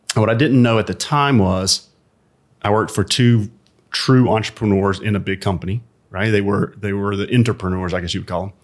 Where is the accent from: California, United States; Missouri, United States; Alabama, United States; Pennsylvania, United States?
Alabama, United States; Birmingham; moved away; also born or lived in Atlanta; I grew up in a small suburb of Birmingham, Alabama